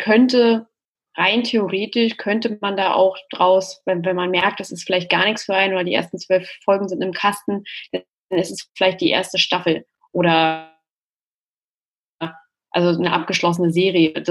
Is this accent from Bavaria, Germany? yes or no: no; Berlin, Germany; Gründerin von Podcast Wonder, ähm, einer Podcast-Service-Agentur. Und ja, ich komme aus Berlin